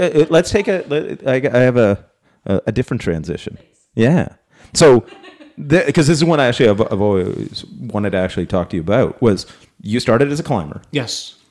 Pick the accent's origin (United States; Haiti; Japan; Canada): Canada; we're Canadian